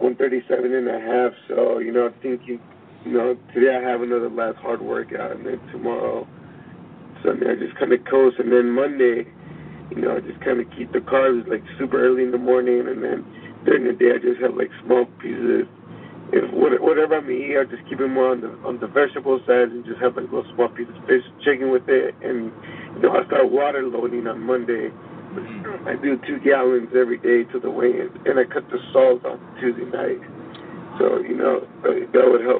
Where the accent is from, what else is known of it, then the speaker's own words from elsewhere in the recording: California, United States; I was born in California